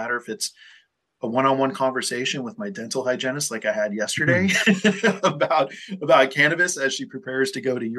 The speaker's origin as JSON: {"language": "English", "region": "California", "country": "United States", "tie": "born or raised there", "also_born_or_lived": "Colorado", "said": "my home state in California"}